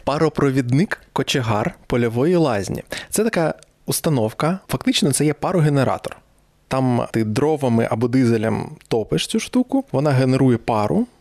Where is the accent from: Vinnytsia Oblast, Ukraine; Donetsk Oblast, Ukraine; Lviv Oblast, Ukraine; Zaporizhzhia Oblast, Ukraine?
Donetsk Oblast, Ukraine; Donetsk; moved away as an adult; also born or lived in Mykolaiv; я народився виріс в Донецьку